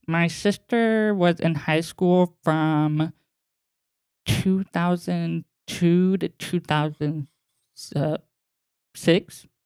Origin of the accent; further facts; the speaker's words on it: East Bay, California, United States; we were born and raised in California. Um, we lived in the East Bay, farmland